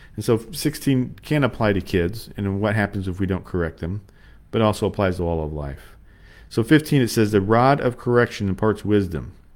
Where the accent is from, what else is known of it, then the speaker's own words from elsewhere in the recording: United States; we come from America